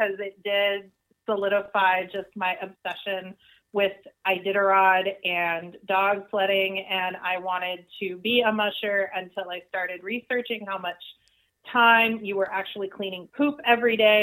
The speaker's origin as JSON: {"language": "English", "region": "Alaska", "country": "United States", "tie": "born or raised there", "said": "I was born and raised in Alaska"}